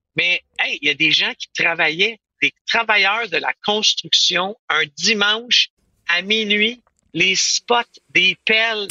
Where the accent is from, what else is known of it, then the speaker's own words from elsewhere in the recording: Quebec, Canada; je suis du, je parle en anglais, je suis du Québec